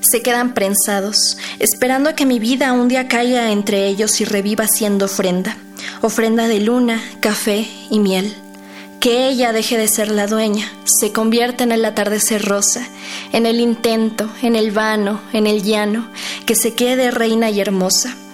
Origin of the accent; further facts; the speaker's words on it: Hidalgo, Mexico; tengo 20 años, vengo de la Huasteca hidalguense.